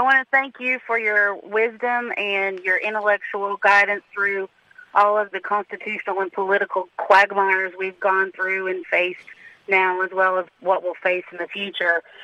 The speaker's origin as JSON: {"language": "English", "region": "the South", "country": "United States", "accent": "southern", "moved": "yes", "lives_now": "Philadelphia, United States", "said": "I have a southern accent, but I work in Philly"}